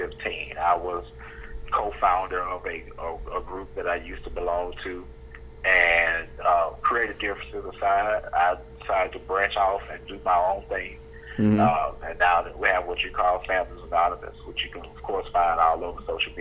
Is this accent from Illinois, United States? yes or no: no; Mobile, Alabama, United States; I am from Mobile, Alabama